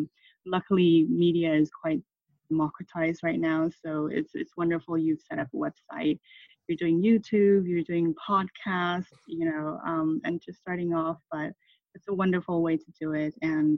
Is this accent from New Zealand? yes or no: no; Thailand; moved away; also born or lived in Taiwan / United Kingdom; I'm Taiwanese and my parents are Taiwanese. I was born in Taiwan, and I left Taiwan when I was six because of my father's business, and I grew up in Thailand where I went to American school.